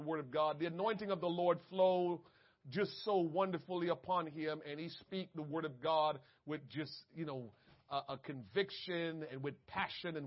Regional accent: Jamaica; I'm Jamaican.

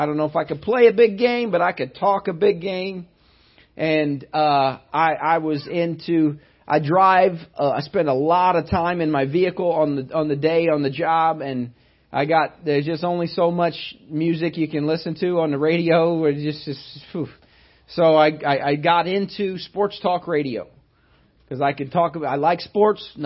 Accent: United States; I'm American

